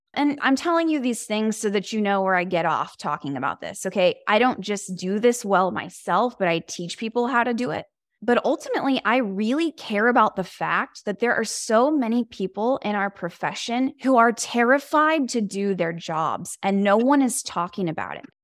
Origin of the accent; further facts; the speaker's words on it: Houston, Texas, United States; now in Los Angeles, United States; I am from Houston, Texas